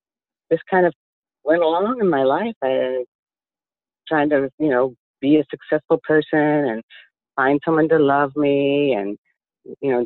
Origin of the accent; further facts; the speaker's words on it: Midwest, United States; I grew up in the Midwest